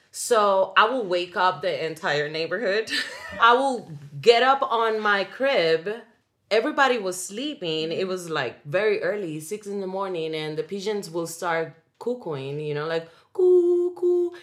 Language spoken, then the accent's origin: English; Dominican Republic; first language Spanish; English is a second language; moved away; I grew up in the Dominican Republic